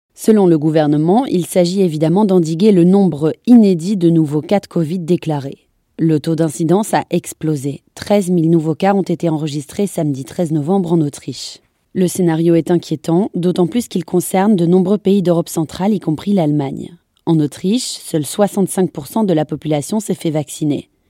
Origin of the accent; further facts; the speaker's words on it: France; chez nous en France